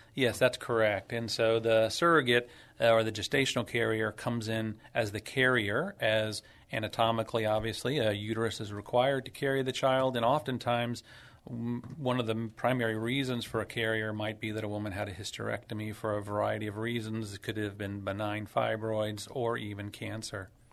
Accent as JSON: {"language": "English", "town": "San Antonio", "region": "Texas", "country": "United States", "tie": "born or raised there", "also_born_or_lived": "Dallas / Phoenix / Boston", "said": "hometown San Antonio grown, grew up and, uh, was born and raised here"}